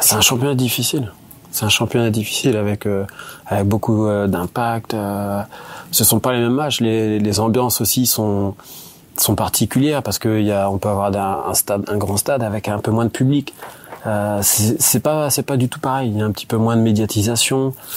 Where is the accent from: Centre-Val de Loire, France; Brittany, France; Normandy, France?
Brittany, France; Plancoët; je suis originaire donc de Planquette, c'est pas loin